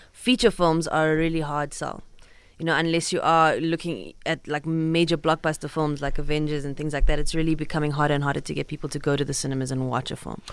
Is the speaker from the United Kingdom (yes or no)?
no; Cape Town, Western Cape, South Africa; I grew up in Cape Town